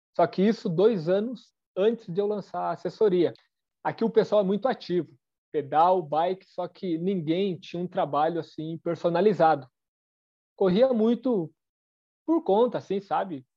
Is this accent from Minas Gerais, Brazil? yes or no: no; São João, Paraná, Brazil; moved away as an adult; now in Francisco Beltrão, Brazil; Hoje eu estou morando em Francisco Beltrão, aqui no sudoeste do Paraná mas eu nasci em São João, é tudo no Sudoeste